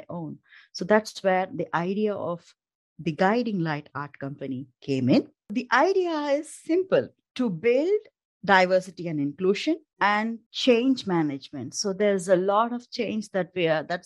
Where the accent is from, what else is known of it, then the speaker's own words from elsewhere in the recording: India; moved away as an adult; now in Denmark; I'm an Indian by origin